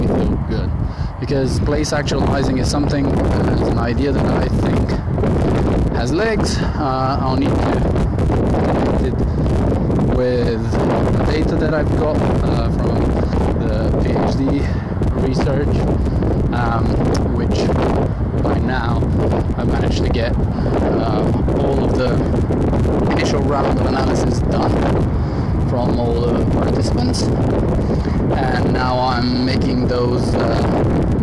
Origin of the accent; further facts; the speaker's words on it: Bulgaria; now in United Kingdom; back in Bulgaria, back home, which is 100 kilometers around the mountain that's connecting my hometown and the capital